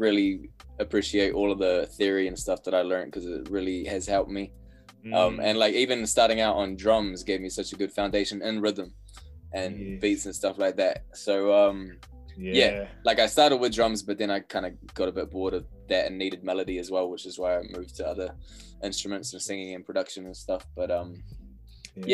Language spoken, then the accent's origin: English; Wellington, New Zealand; Brooklyn. Yeah. Brooklyn, Wellington.